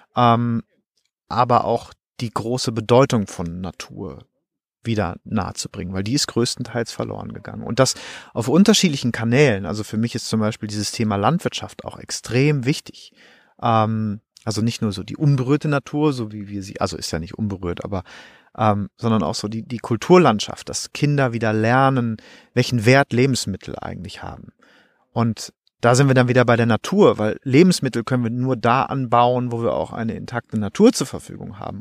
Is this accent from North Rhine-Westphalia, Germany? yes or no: yes; North Rhine-Westphalia, Germany; ich komme aus Nordrhein-Westfalen